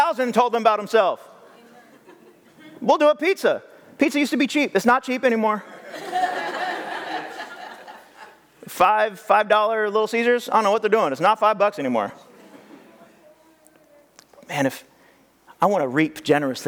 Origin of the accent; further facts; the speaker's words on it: California, United States; also born or lived in Madera, California / Fresno, California; I grew up here in California, and I lived in many different places, and one of the places I lived was the Central Valley, Madera and Fresno area